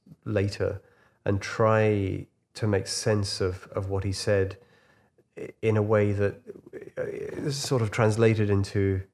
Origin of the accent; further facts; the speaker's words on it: Huyton, North West England, United Kingdom; thinking that I'm this boy from Huyton, you know, who used to take out all his records when I was 8 years old.